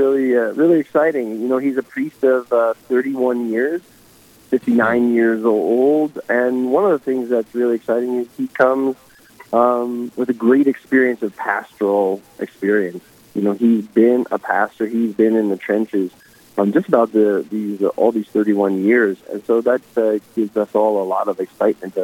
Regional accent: New York, United States; moved away as an adult; now in Rapid City, United States; I'm originally a New Yorker. Grew up in New York

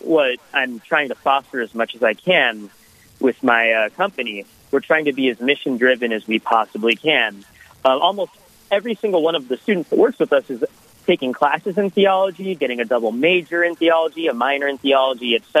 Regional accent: Portland, Oregon, United States; I was raised Catholic in Portland, Oregon

